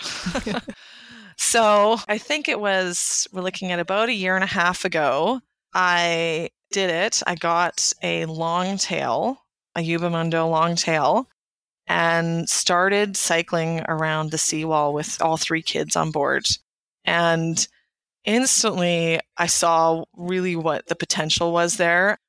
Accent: Canada; I'm a Canadian

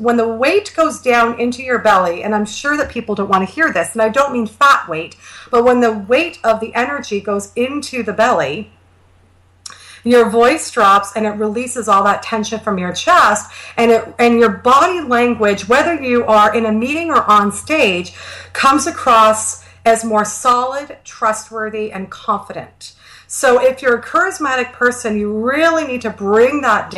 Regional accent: Canada; I'm Canadian

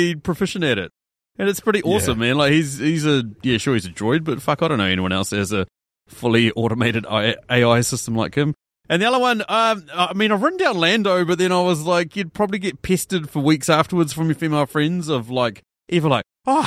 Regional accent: New Zealand; as a Kiwi kid growing up

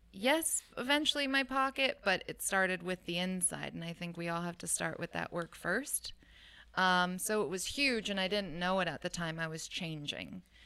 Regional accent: Oakland, California, United States; also born or lived in Hayward, California; born in Hayward, raised in Oakland

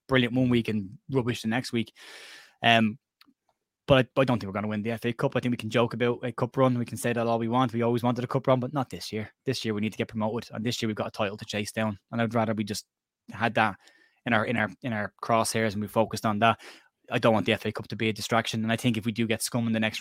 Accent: Cork, Munster, Ireland; I'm from Cork in Ireland

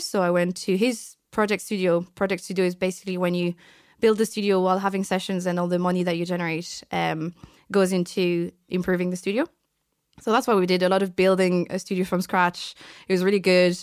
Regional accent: France; also born or lived in Vietnam; now in Ireland; so I've been raised as a French person my entire life. So I'm actually French

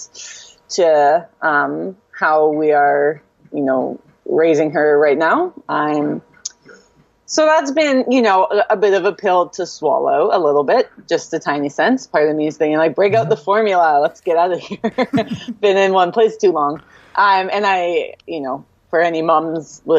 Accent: Vancouver, British Columbia, Canada; now in Vancouver Island, Canada; I'm born and raised in Vancouver, so that's a big change for me

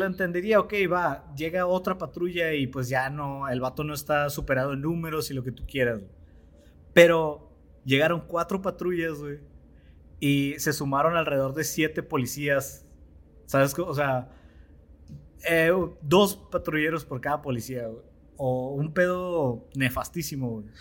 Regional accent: Mexico; como mexicanos

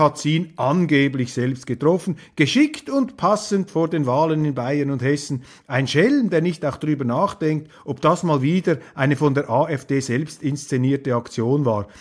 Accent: Switzerland; Als Schweizer

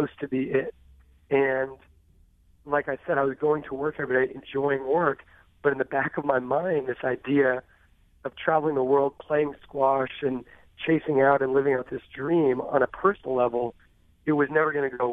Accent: Southern California, United States; So I grew up in Southern California

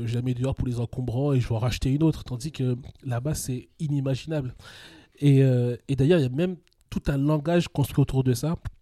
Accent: Paris, Île-de-France, France; je suis né à Paris, j'ai toujours grandi en région parisienne

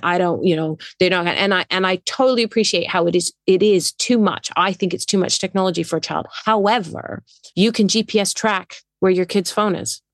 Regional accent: England, United Kingdom; moved away; also born or lived in Netherlands; I'm British. I was born in England

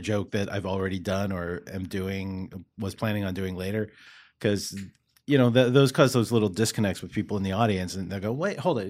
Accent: Halifax, Nova Scotia, Canada; moved away as an adult; also born or lived in Toronto; now in Montreal, Canada; I'm originally from the East Coast

